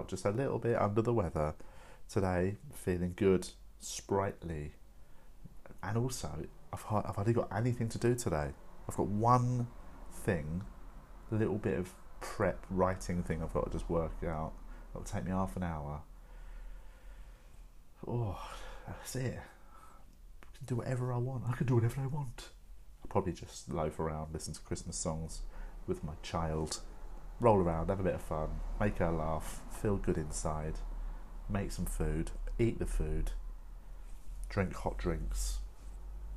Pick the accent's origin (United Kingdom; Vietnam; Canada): United Kingdom; London; I am a Londoner, I'm an English person